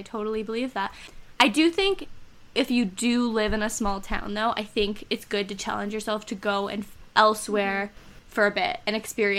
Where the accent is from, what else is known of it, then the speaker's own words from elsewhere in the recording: Ontario, Canada; born there; I can never really identify completely with the small town aesthetic in the way that I wasn't born there. I was born in Ontario